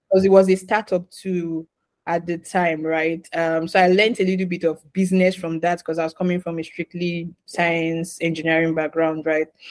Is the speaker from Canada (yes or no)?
no; Nigeria; moved away as an adult; also born or lived in Ghana; I'm originally from Nigeria.